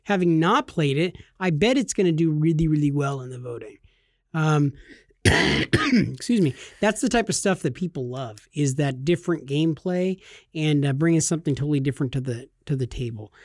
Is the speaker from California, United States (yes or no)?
yes; California, United States; we're from California